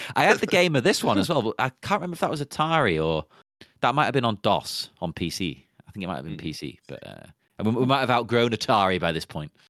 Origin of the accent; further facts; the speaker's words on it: England, United Kingdom; I'm English